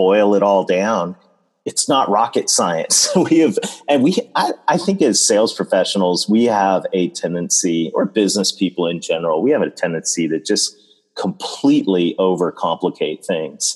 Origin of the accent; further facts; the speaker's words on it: Canada; being a Canadian married to a sweet Southern girl